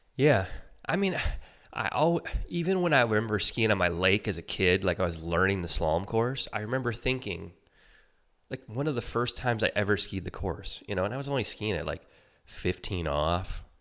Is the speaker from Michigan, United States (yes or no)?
yes; Detroit, Michigan, United States; I grew up in Michigan, uh, outside Detroit